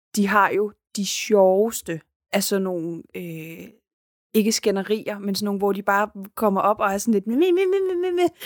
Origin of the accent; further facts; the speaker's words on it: Denmark; jeg er dansker